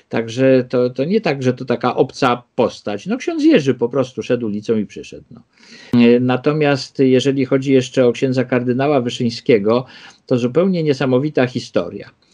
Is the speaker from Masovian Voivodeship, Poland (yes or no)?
yes; Warsaw, Masovian Voivodeship, Poland; ja się urodziłem y, w Śródmieściu, na Ochocie mieszkaliśmy, ale w 1961 roku, jak ja miałem 3 lata, y, przeprowadziliśmy się na Żoliborz.